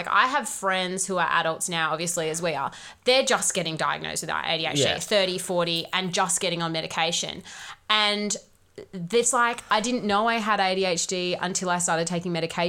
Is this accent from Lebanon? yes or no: no; Doubleview, Western Australia, Australia; You and I grew up in Double View.